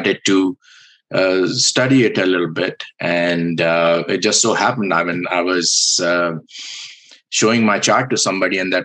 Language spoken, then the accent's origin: English; India; I was born in India